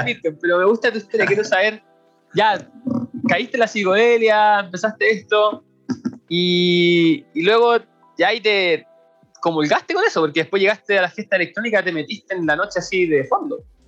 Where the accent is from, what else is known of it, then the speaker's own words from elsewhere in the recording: Chile; Nosotros somos los chilenos